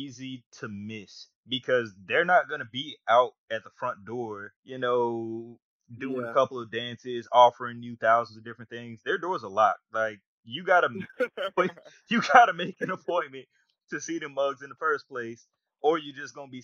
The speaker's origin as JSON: {"language": "English", "town": "Atlanta", "region": "Georgia", "country": "United States", "tie": "born or raised there", "also_born_or_lived": "Mississippi", "moved": "as an adult", "said": "growing up in Atlanta"}